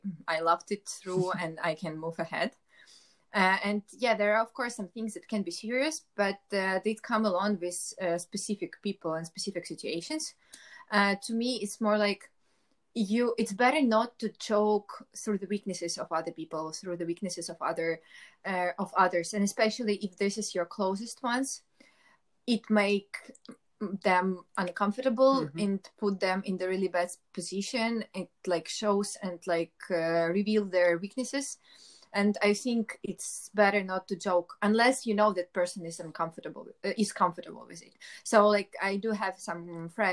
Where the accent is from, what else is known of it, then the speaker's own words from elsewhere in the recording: Ukraine; I'm from Ukraine.